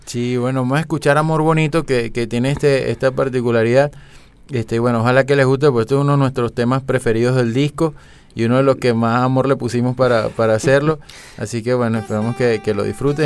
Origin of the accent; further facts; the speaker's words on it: Venezuela; nosotros como venezolanos